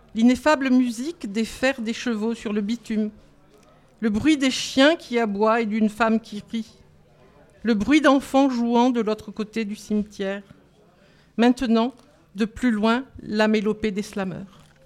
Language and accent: French; Lourdes, Occitania, France; now in Paris region, France; Je viens de Lourdes, mais j'habite la région parisienne